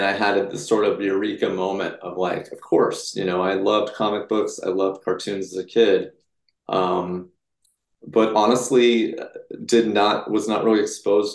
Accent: Bay Area, California, United States; I was born and raised in the Bay Area

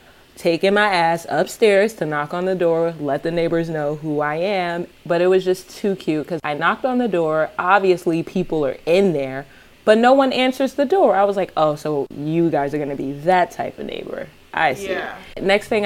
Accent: New York, United States; simply because I'm from New York.

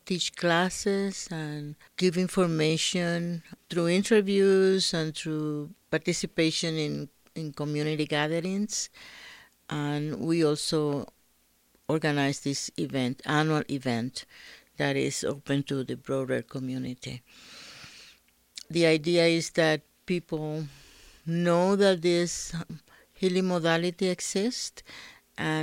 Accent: Dominican Republic; now in Albuquerque, United States; I'm from the Dominican Republic, and I had been living in Albuquerque for about 30 years.

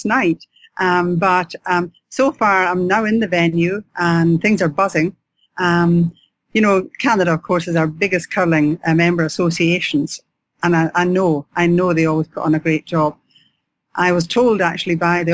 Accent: Scotland, United Kingdom; accent: Scottish; I'm Scottish, as you'll know by my accent

